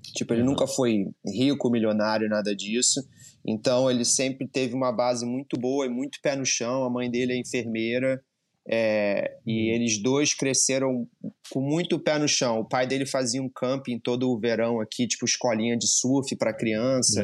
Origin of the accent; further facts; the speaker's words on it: Rio de Janeiro, Brazil; moved away as an adult; now in United States; E eu sou do Rio de Janeiro, do Postinho, eu e o André, a gente cresceu surfando lá